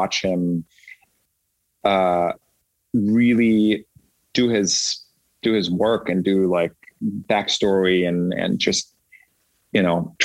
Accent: Germany; moved away; also born or lived in Austria; I'm German, born and raised. I was born in Austria, raised in Germany. And I speak German, obviously.

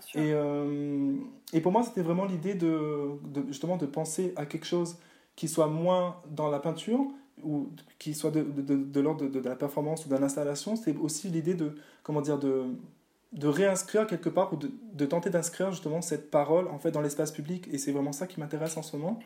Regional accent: Réunion; je viens de la Réunion

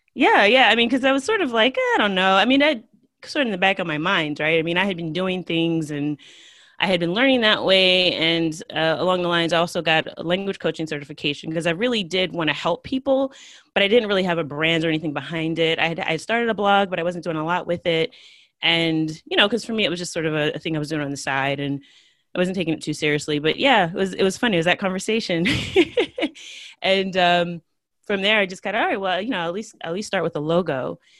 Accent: United States; first language English; I'm from the United States

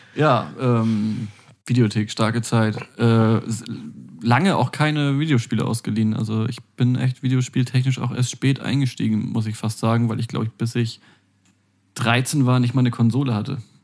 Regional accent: eastern Hamburg, Germany; aus meinem Heimatort ganz im Osten Hamburg

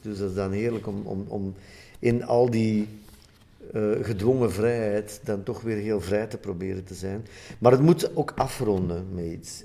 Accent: Sint-Niklaas, Flanders, Belgium; uit mijn geboortestad

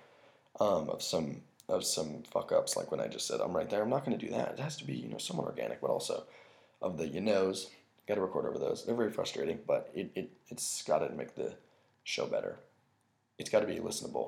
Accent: United States; we're so American

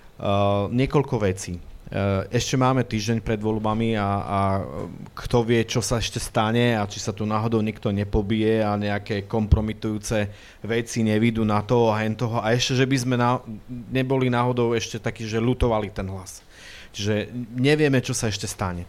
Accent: Prešov, Prešov Region, Slovakia; ja doma v Prešove sa vždy dobre cítim

